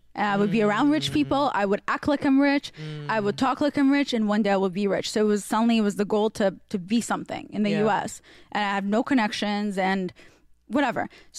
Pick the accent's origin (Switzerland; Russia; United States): Russia; because I grew up, well, you know, in Russia